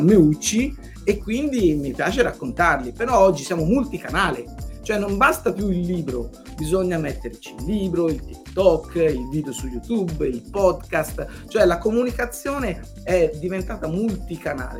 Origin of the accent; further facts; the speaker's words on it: Montelupo Fiorentino, Tuscany, Italy; sono stato anche amministratore locale del, del, mio paese, che è un piccolo paese a 20 minuti da Firenze, si chiama Montelupo Ferentino